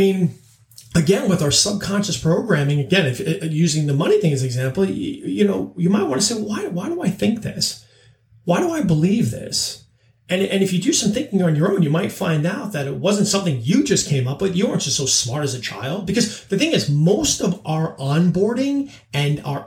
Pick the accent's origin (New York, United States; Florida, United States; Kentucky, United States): New York, United States; Long Island; I grew up on Long Island